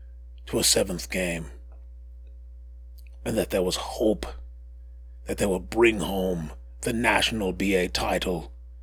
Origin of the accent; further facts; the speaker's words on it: New York, United States; I growing up in New York, I would take a quick jaunt over to Brooklyn to meet up with my friend, Emmanuel Lewis.